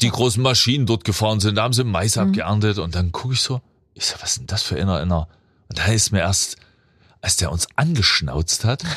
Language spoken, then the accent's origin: German; Freiberg, Saxony, Germany; in meine Heimat